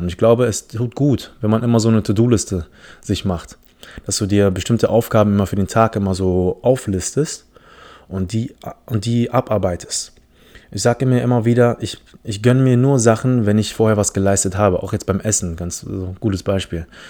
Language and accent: German; Philippines; first language English; German is a second language; now in Germany; Ich komme aus den Philippinen